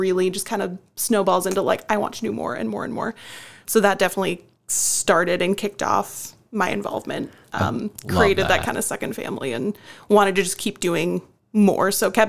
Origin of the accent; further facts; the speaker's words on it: Decorah, Iowa, United States; also born or lived in Minneapolis–Saint Paul (the cities); Born and raised in Decorah in the school system.